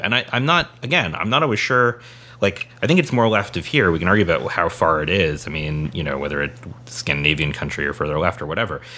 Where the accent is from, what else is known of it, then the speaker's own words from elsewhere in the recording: San Diego, California, United States; moved away; Jerry and I grew up in San Diego